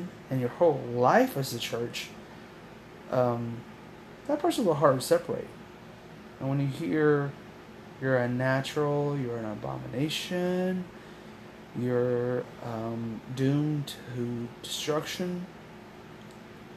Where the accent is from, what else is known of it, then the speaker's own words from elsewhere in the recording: Oklahoma, United States; I was born and raised in Oklahoma